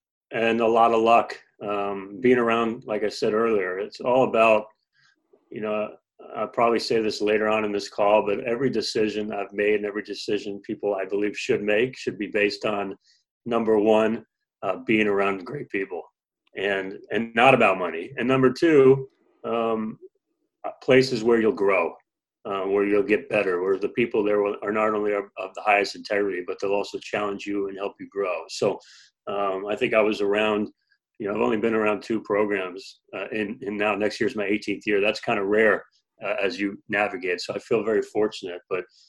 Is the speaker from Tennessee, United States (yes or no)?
no; New Jersey, United States; moved away as an adult; also born or lived in Philadelphia, Pennsylvania; now in Hawaii, United States; I was born in Philly. I grew up in New Jersey. And all of a sudden, here I am coaching in Hawaii, 5,000 miles away from where I grew up.